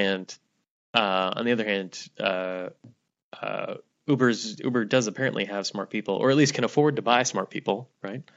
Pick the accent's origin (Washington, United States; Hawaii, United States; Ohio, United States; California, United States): Hawaii, United States; moved away; my home state